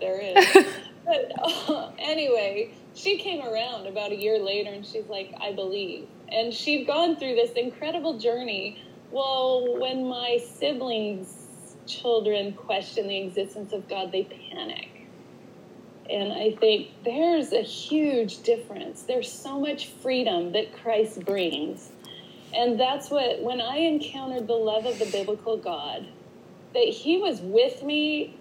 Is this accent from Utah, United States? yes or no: yes; Utah, United States; I grew up in Utah in the 80s